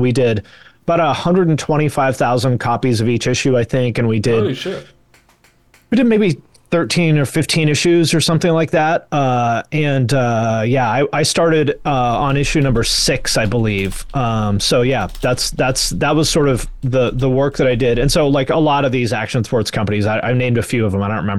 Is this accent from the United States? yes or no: yes; West Coast, United States; I mean, I grew up on the West Coast and I grew up around the ocean my whole life and stuff.